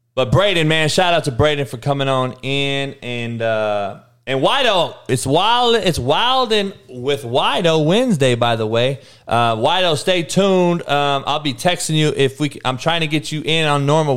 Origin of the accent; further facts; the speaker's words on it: Compton, California, United States; my growing up? So in Compton in the in the in the eighties